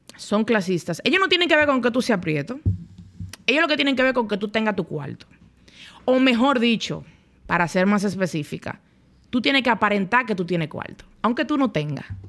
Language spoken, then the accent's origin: Spanish; Dominican Republic; also born or lived in Spain; yo era la única dominicana extranjera en mi clase.